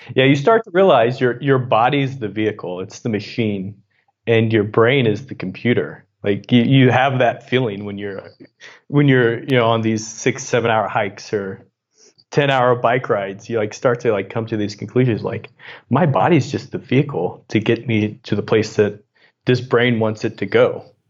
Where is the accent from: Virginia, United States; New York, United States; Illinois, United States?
Illinois, United States; Southern; moved away as an adult; also born or lived in Missouri / San Francisco; I grew up in Southern Illinois, and my dad was a coal miner